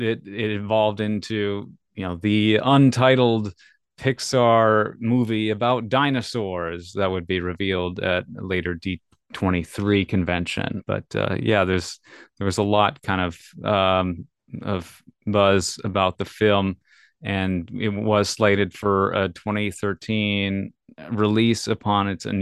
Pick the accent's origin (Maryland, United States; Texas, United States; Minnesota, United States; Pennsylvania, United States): Minnesota, United States; now in California, United States; I'm from Minnesota to California in 2015 as well.